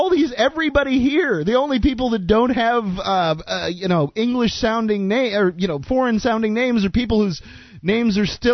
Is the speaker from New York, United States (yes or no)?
no; Florida, United States; accent: Southerner; I was born in Florida